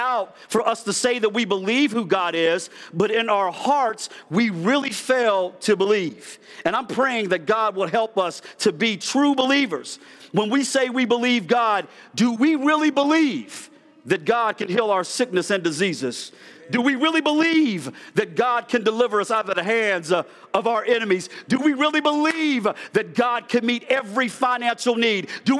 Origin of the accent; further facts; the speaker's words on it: East Coast, United States; I'm from the East Coast, so I can talk fast.